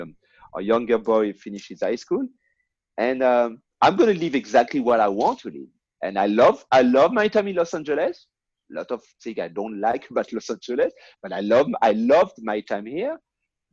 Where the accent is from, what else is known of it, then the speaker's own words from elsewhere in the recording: Tours, Centre-Val de Loire, France; English is a second language; moved away as an adult; now in United States; Tours, which is the middle of the Loire Valley. That's my hometown.